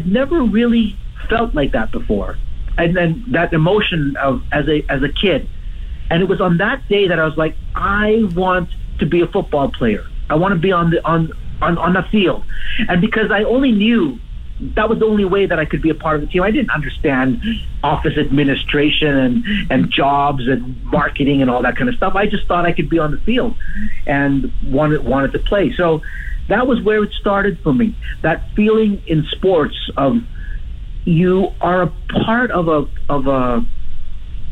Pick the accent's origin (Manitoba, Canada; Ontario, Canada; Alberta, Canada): Alberta, Canada; Edmonton; also born or lived in Africa; I was born in Edmonton, but I left Edmonton when I was 6 years old, and we lived in Africa. And so I lived in Africa until I was 12 years old